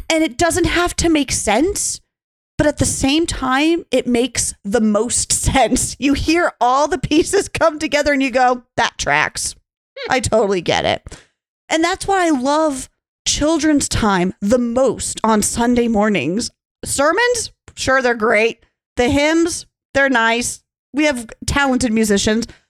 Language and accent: English; Montana, United States; Growing up in Montana, you know, of course, Laurel and Billings isn't the most beautiful thing to look at.